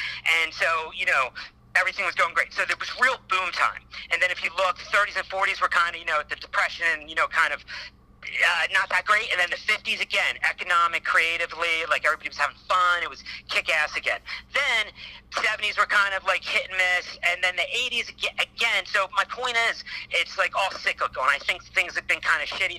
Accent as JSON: {"language": "English", "region": "East Coast", "country": "United States", "moved": "yes", "lives_now": "Los Angeles, United States", "said": "I live in LA. I'm from the East Coast"}